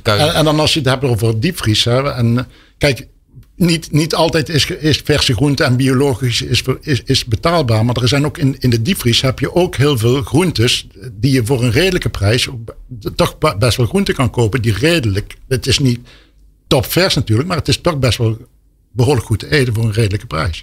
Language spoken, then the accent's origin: Dutch; Helmond, North Brabant, Netherlands; ik kom zelf uit Helmond